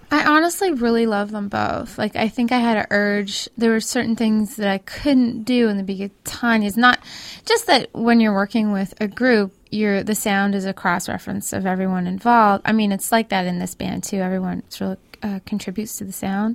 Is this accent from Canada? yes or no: yes; Vancouver, British Columbia, Canada; also born or lived in Kootenays, British Columbia; I grew up in Canada, um, but most of my family lives in states. And there's an area that we lived in in British Columbia called the Kootenays